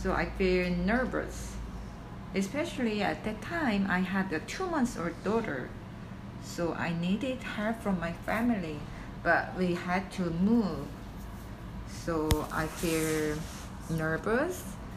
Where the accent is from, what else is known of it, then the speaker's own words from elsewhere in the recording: South Korea; moved away as an adult; also born or lived in Singapore; I cannot meet my parents, relatives, and friends in Korea, so sometimes I miss my home country